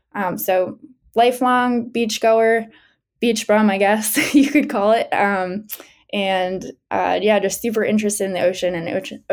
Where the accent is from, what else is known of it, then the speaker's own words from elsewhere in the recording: Brielle, New Jersey, United States; I'm from Brielle.